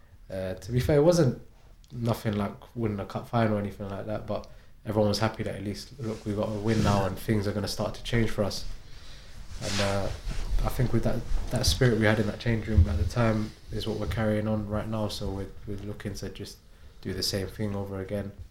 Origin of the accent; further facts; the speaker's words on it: London, United Kingdom; moved away as an adult; now in Arbroath, United Kingdom; From West London. I was born in Chelsea. Been in West London my whole life, really.